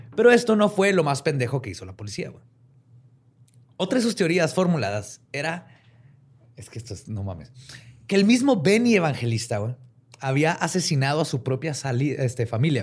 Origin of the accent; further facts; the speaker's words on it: northern Mexico, Mexico; accent: norteño; como norteño. Siempre nos dicen que hablamos bien fuerte.